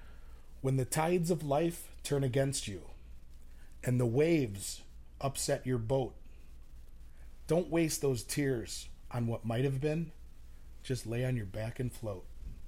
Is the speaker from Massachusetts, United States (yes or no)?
no; Chicago, Illinois, United States; moved away as an adult; now in Austin, United States; I'm from the West Suburbs. Wow. I was born in Chicago.